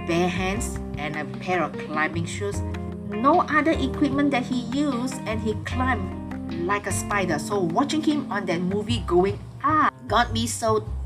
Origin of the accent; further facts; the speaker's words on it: Malaysia; a local Malaysian tour guide